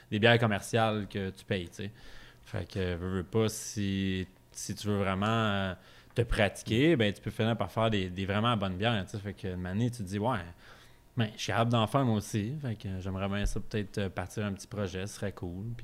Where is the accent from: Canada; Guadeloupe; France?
Canada; Sorel-Tracy, Quebec; also born or lived in Beloeil; je viens pas de là, mais euh, j'ai passé pas mal mon adolescence